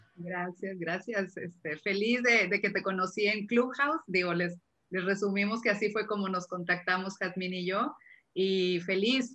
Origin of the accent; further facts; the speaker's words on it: Monterrey, Nuevo León, Mexico; soy de Monterrey, vivo en Monterrey, México